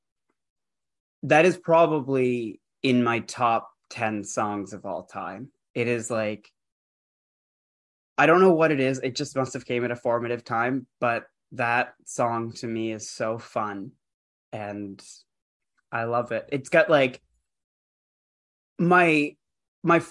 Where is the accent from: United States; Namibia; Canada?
Canada; I grew up in Canada.